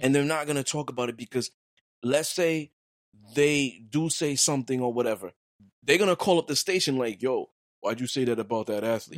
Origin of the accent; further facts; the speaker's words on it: New York City, New York, United States; I'm from Brooklyn